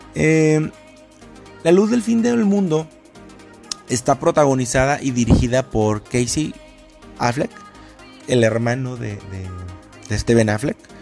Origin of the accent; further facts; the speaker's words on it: Ciudad Valles, San Luis Potosí, Mexico; now in Monterrey, Mexico; yo no soy de aquí de, Monterrey, yo soy de San Luis Potosí, de Ciudad Valles específicamente